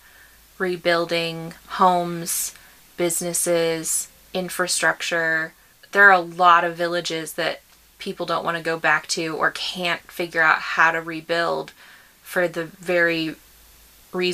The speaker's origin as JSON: {"language": "English", "country": "United States"}